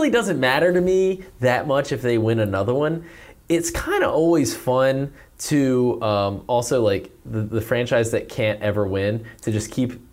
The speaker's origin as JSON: {"language": "English", "region": "Maryland", "country": "United States", "tie": "born or raised there", "said": "being that I grew up in Cecil County, Maryland, halfway between Ravens and Eagles territory."}